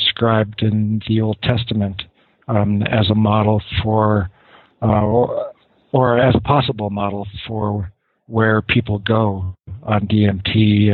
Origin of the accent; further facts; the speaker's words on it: Los Angeles, California, United States; I was born in Los Angeles to a middle-class family